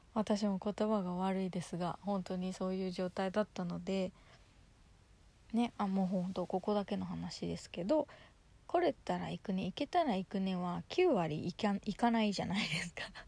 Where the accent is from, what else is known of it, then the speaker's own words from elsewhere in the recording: Yokohama, Kanagawa, Japan; 地元横浜でのライブ